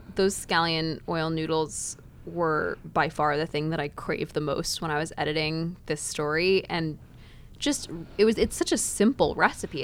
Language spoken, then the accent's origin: English; Dallas, Texas, United States; I grew up in Dallas, not too far away